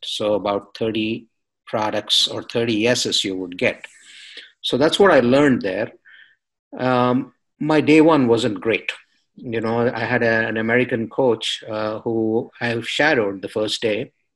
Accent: India; moved away; I'm coming from India, coming from a culture that's highly competitive, where I couldn't dream of finishing college without a master's education

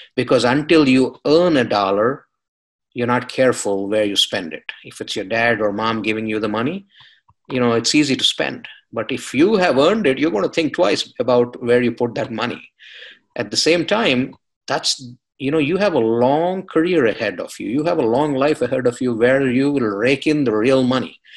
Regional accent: India; moved away; I'm coming from India, coming from a culture that's highly competitive, where I couldn't dream of finishing college without a master's education

